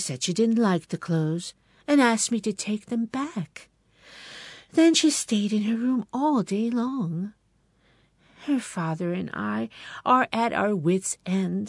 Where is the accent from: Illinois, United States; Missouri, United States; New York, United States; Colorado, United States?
New York, United States; Binghamton; my hometown, Parlor City